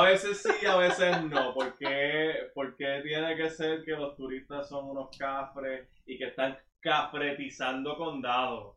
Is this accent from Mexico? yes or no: no; Sabana Grande, Puerto Rico; nosotros que somos de Sabana Grande, Jíbaro Alpil